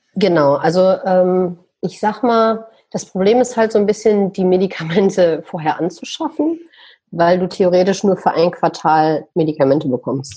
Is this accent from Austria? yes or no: no; Düsseldorf, North Rhine-Westphalia, Germany; moved away as an adult; Ich bin in Deutschland, in Düsseldorf geboren, sage ich mal, bin aber seit einigen Jahren, ich sage ich sag mal so seit acht, neun Jahren in der Welt unterwegs.